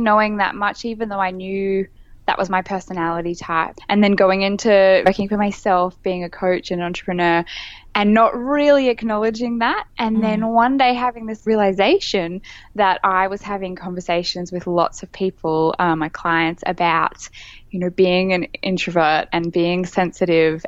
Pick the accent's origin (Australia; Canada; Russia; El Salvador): Australia; Brisbane, Queensland; moved away; also born or lived in Sydney; I've just moved back to my hometown in Brisbane, Queensland, Australia